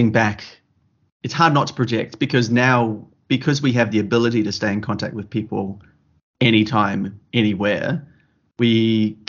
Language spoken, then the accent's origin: English; New Zealand; growing up in New Zealand and country New Zealand